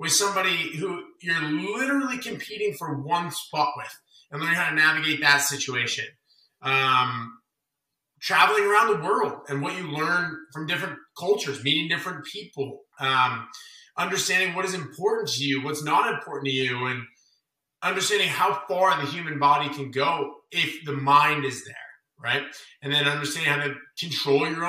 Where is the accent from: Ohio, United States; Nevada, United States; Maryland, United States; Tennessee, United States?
Nevada, United States; Las Vegas; I'm from Vegas, and maybe this is just innate with me because I'm from here